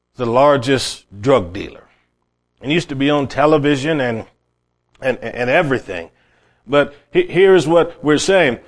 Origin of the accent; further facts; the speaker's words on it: Cleveland, Ohio, United States; I grew up in Cleveland, Ohio, my family were not Christian